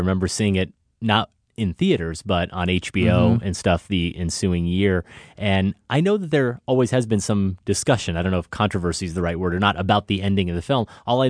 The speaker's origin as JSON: {"language": "English", "country": "United States", "said": "as an American male who grew up playing catch with his dad"}